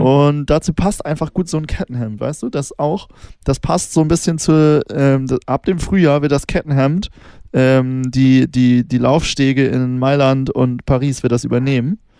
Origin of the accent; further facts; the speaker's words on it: Northern Germany, Germany; ich komme ja aus Norddeutschland